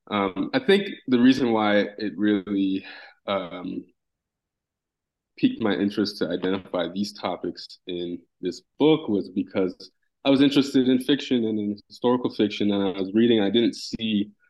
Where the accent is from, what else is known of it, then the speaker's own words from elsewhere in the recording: Canada; You know, especially growing up in Canada.